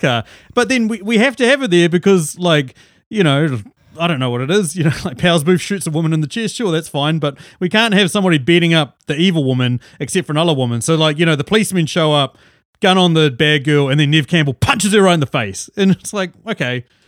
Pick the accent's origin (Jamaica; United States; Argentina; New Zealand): New Zealand; also born or lived in Auckland, New Zealand; we're different from Australia. We actually do have ski fields